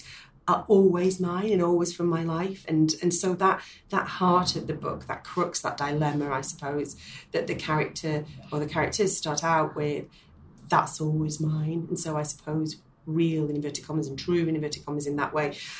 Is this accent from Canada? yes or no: no; Manchester, North West England, United Kingdom; that is my hometown.